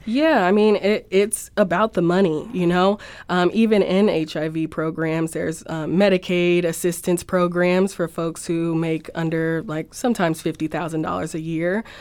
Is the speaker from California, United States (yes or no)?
yes; Los Angeles, California, United States; moved away as an adult; now in St. Louis, United States; I'm from Los Angeles and moved here for the school